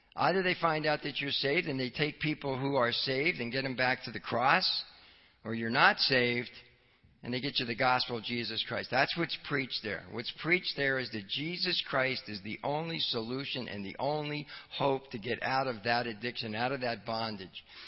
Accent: Philadelphia, Pennsylvania, United States; also born or lived in Wildwood, New Jersey / South Jersey; I grew up in the Philadelphia area during the winter and spent the summers down at the shore

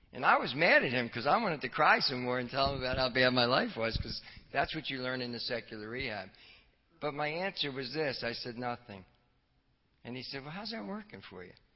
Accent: Philadelphia, Pennsylvania, United States; also born or lived in Wildwood, New Jersey / South Jersey; I grew up in the Philadelphia area during the winter and spent the summers down at the shore

